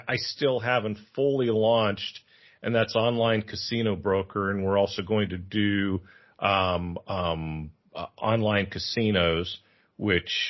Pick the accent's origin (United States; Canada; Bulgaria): United States; San Francisco, California; now in Thailand; I'm from San Francisco. I live in Thailand.